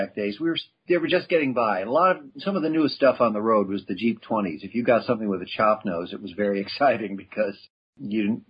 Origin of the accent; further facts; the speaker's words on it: Chicago, Illinois, United States; now in Santa Fe, United States; Growing up in Chicago